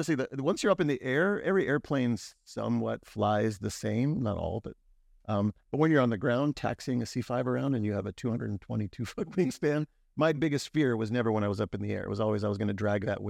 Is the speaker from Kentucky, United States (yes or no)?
no; Erie, Pennsylvania, United States; Yeah, so I grew up here in Erie, PA, went to Cathedral Prep for high school and graduated in 1989.